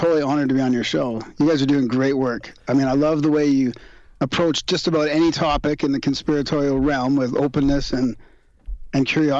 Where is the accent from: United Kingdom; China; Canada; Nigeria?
Canada; Vancouver, British Columbia; moved away as an adult; now in Calgary, Canada; I moved to Calgary to work in a different business. I'm from Vancouver.